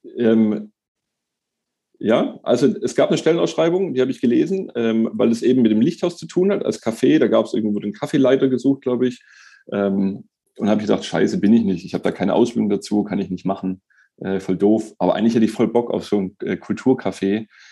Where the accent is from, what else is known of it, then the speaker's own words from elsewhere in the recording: Stuttgart, Baden-Württemberg, Germany; ich bin in Stuttgart geboren, in Bad Cannstatt aufgewachsen